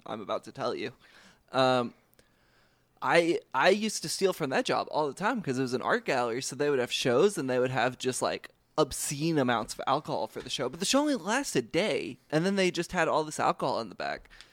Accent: United States; I, as an American citizen

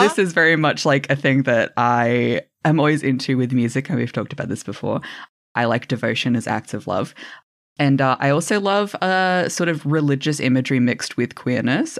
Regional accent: Australia; I'm Australian

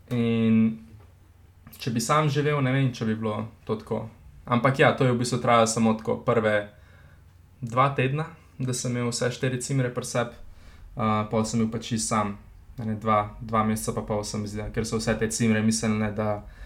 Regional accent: Slovenia; Slovenci smo

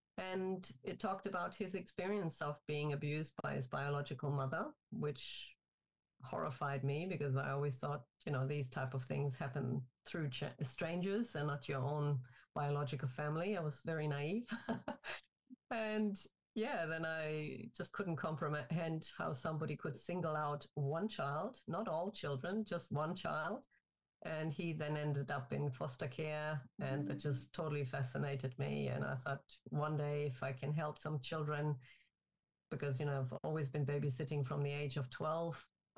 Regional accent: Germany; English is a second language; also born or lived in Turkey / North Carolina, United States; I'm originally from Germany, and I did my schooling in Germany, in Turkey, and I finished it off in the U.S. in North Carolina.

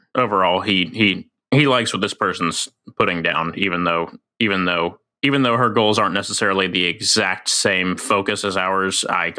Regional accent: American South, United States; accent: southern; my accent was starting to creep in. Just my normal ass southern accent that I also actually have.

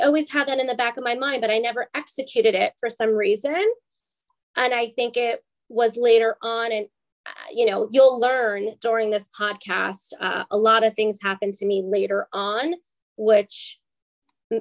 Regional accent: New Rochelle, New York, United States; Westchester County in New Rochelle, New York. That's where I was born

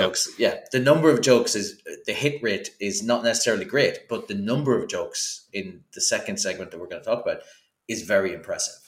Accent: Ireland; as an Irish person

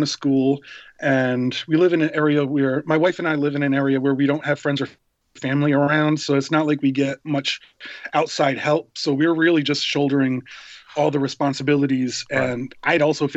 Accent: Rhode Island, United States; moved away as an adult; also born or lived in New York City; I was raised in Rhode Island, and we're kind of in between Boston and New York City

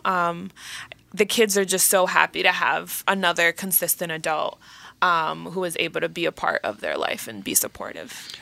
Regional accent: Dominican Republic; first language Spanish; English is a second language; moved away; I was born in the Dominican Republic, so my native language is Spanish

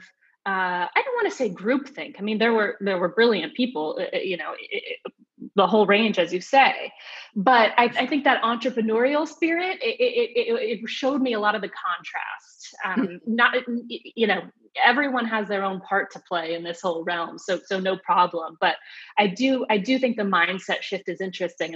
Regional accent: Phoenix, Arizona, United States; moved away; also born or lived in New York / San Francisco; I grew up in Phoenix, Arizona

